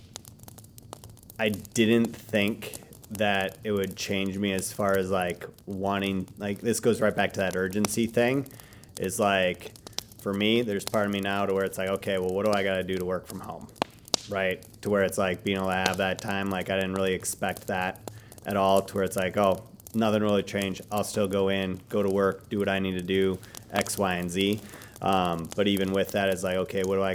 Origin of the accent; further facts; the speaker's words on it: Wisconsin, United States; my dad, my mom were with the farm and just growing up in Wisconsin